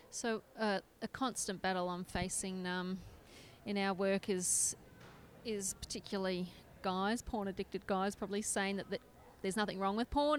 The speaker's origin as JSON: {"language": "English", "country": "Australia", "said": "I'm from Australia"}